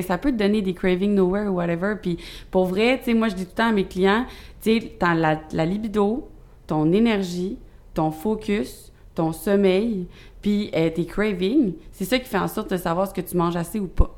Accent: South Shore, Quebec, Canada; je viens pas mal de la rive sud. Je me suis promenée assez pour dire que je viens de la rive sud au complet

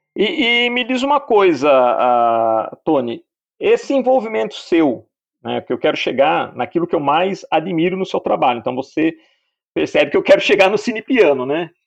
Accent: Piracicaba, São Paulo, Brazil; moved away; Eu também nasci em Piracicaba, fiquei em São Paulo

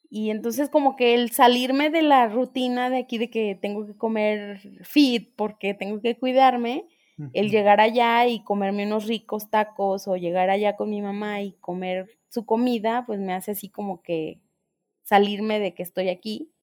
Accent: Ocotlán, Jalisco, Mexico; moved away as an adult; me voy a mi pueblo, a Ocotlán

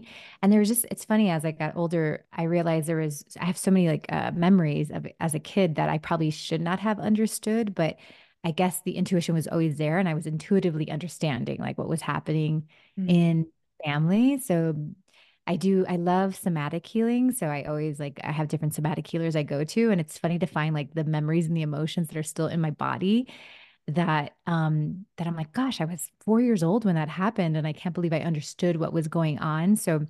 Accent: New Jersey, United States; born there; I was in my kitchen, my family's house, and I was born in New Jersey.

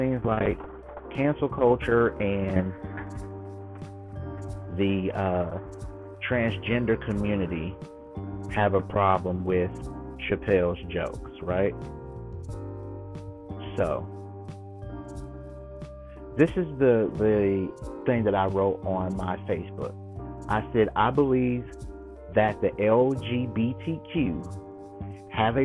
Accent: United States; I'm African American

